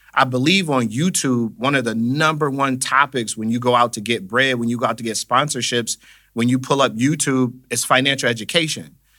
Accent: Buffalo, New York, United States; Born and raised in Buffalo, New York.

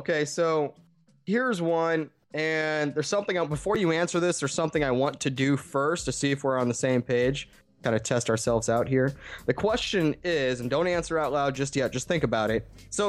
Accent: St. Louis, Missouri, United States; being from St. Louis

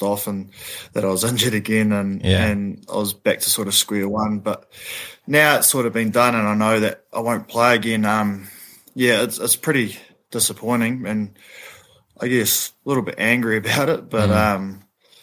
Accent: Palmerston North, Manawatū-Whanganui, New Zealand; moved away as an adult; also born or lived in Tasman; I grew up in Palmerston North.

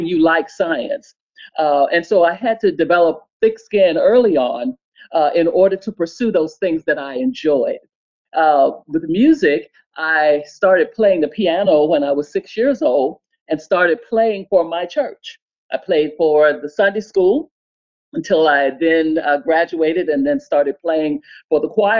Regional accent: Montgomery, Alabama, United States; moved away; I am from Montgomery, Alabama

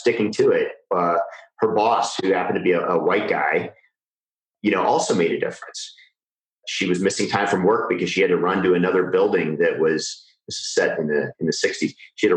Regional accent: Iowa, United States; I grew up in Iowa.

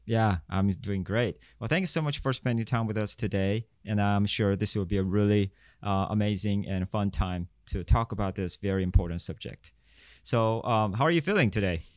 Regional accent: South Korea; I'm from South Korea

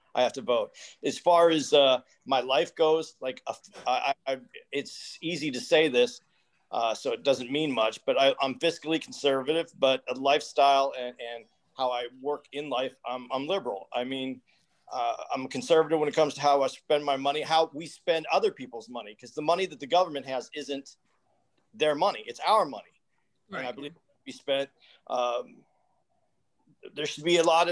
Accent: Arizona, United States; I was born in Arizona

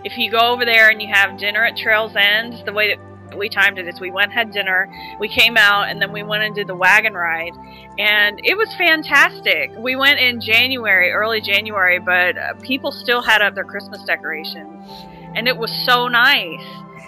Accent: Kentucky, United States; I mean, I'm from Kentucky

